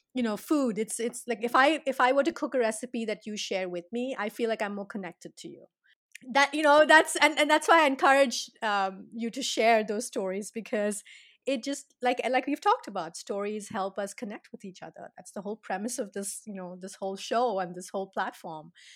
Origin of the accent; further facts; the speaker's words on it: South India, India; I'm from India